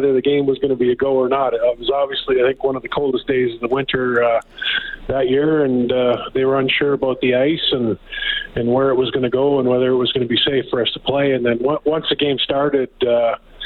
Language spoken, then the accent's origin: English; Calgary, Alberta, Canada; I grew up in Calgary.